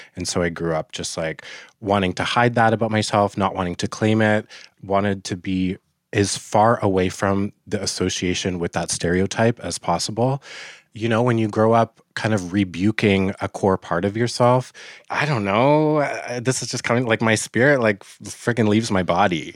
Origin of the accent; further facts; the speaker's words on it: Fort Nelson, British Columbia, Canada; also born or lived in Vernon, British Columbia; I was born in Vernon, and I was adopted pretty quickly from my indigenous family, and I was raised in Fort Nelson, B C